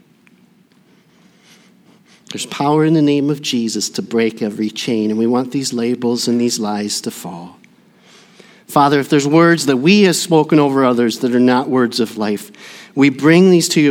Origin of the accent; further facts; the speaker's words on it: Burnsville, Minnesota, United States; my hometown of Burnsville